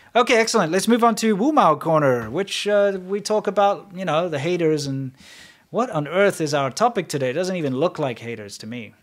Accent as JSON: {"language": "English", "country": "South Africa", "said": "me as a South African"}